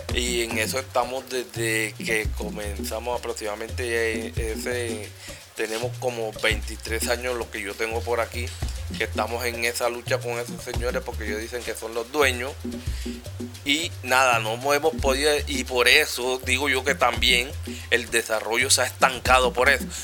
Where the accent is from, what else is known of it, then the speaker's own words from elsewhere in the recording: Cartagena, Bolívar, Colombia; yo sí soy de aquí, soy cartagenero